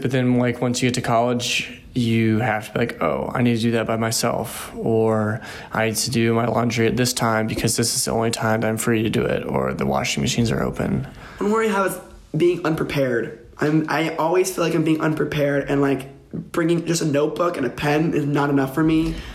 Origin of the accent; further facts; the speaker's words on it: Laurel, Maryland, United States; moved away; I'm from Laurel, Maryland